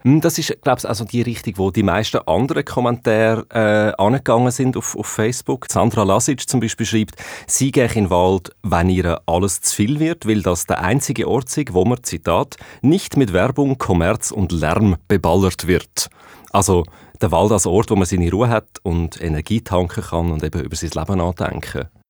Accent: Switzerland; bei uns in der Schweiz

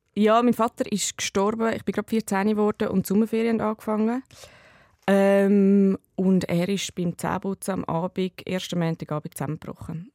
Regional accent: Dietikon, Zurich, Switzerland; ich bin in Dietiken in der Schule in das, und ich bin im Quartier äh, aufgewachsen

